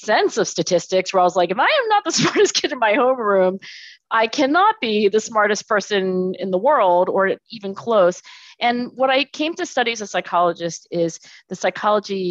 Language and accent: English; Philadelphia, Pennsylvania, United States; I was born in Philadelphia, actually down the street. So I'm in Philadelphia today and I was born in Philadelphia.